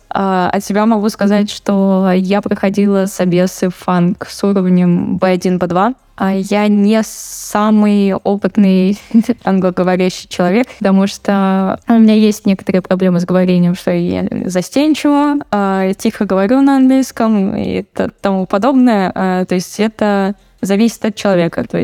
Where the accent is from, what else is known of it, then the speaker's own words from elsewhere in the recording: Saint Petersburg, Russia; Я из Питера.